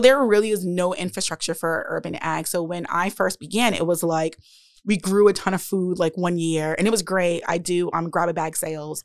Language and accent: English; Providence, Rhode Island, United States; also born or lived in Warwick, Rhode Island; I grew up on Southside Providence okay. and spent most of my childhood on the West End.